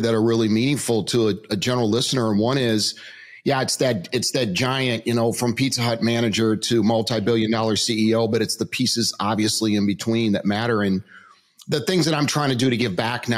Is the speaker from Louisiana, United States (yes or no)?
yes; Metairie, Louisiana, United States; I grew up in New Orleans, Louisiana, Metairie to be specific, which is right outside of New Orleans